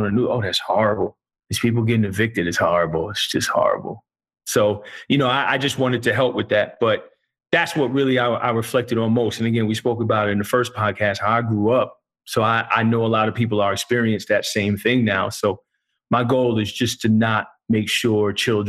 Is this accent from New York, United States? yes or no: no; New Jersey, United States; also born or lived in Middlesex County, New Jersey; now in San Diego, United States; growing up in New Jersey